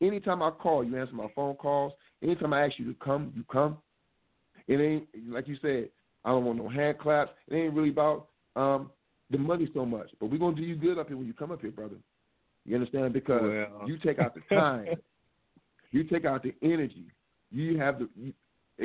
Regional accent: Detroit, Michigan, United States; I'm from Detroit

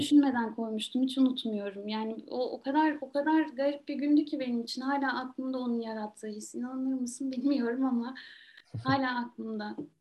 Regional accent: Trabzon, Turkey; moved away; Trabzon benim hani doğup büyüdüğüm şehir

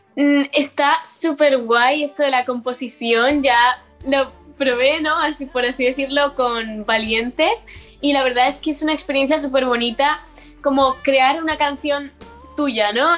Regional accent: L'Eliana, Valencian Community, Spain; voy al instituto de mi pueblo y he crecido ahí y siempre me conocen desde chiquitita

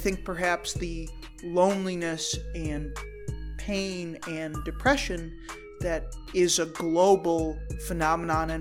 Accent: United States; And I'm an American

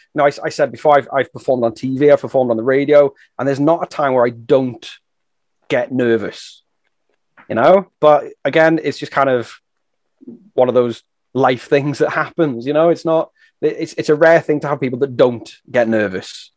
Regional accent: England, United Kingdom; moved away as an adult; now in Wales, United Kingdom; I grew up in England, but I'm living and working in Wales

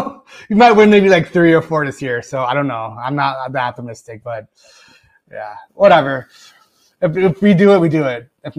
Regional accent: Chicago, Illinois, United States; I'm from Chicago.

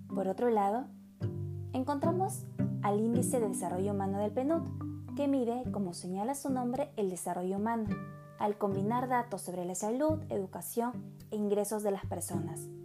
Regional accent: Peru; siendo peruanos

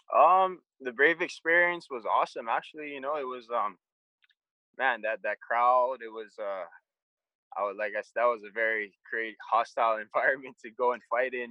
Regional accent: Hawaii, United States; I'm from Hawaii

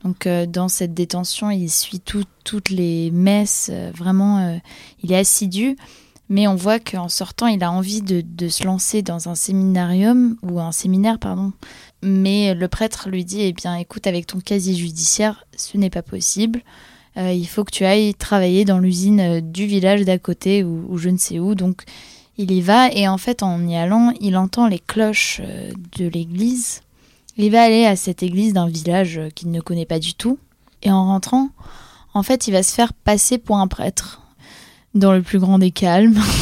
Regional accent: Poland; en tant que polonaise

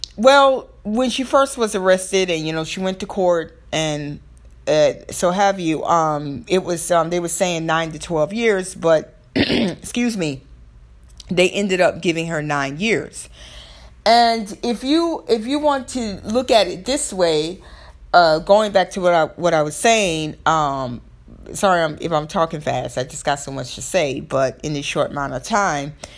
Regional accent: the South, Southern United States, United States; accent: Southern; excuse my Southern accent. I'm gonna be me, but that's my Southern accent.

